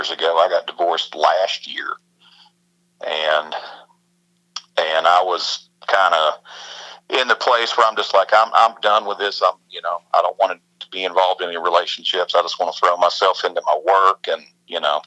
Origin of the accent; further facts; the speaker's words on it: Roanoke, Virginia, United States; I'm originally from Virginia